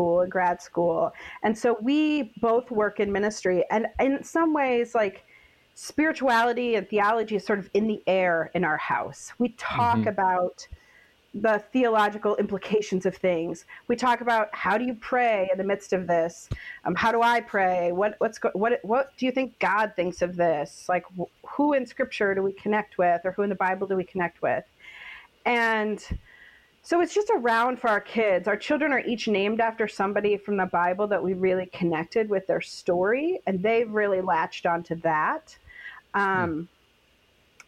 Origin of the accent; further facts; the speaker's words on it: Midwest, United States; I grew up in the Midwest